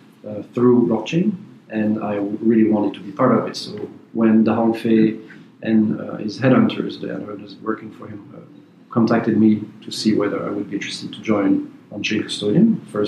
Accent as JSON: {"language": "English", "country": "Belgium", "said": "I'm a Belgian citizen"}